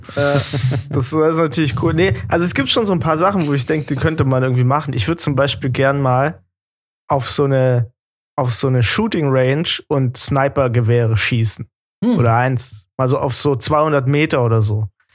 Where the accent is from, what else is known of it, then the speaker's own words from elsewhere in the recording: Germany; ich komme aus Deutschland